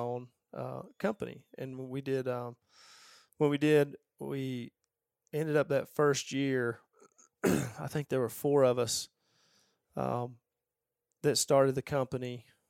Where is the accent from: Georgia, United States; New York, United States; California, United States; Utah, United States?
Georgia, United States; I grew up in Georgia